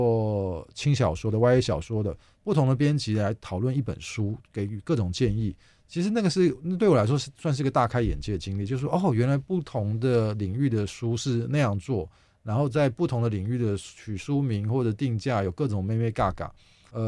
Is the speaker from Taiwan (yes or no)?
yes; Hsinchu, Taiwan; 因为我是新竹人，我现在新竹做了一个图书业务的工作，做了半年。